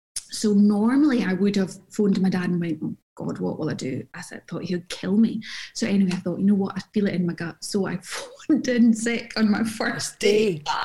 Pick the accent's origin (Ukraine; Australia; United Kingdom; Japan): United Kingdom; Glasgow, Scotland; moved away; also born or lived in Jersey; when I was growing up in Glasgow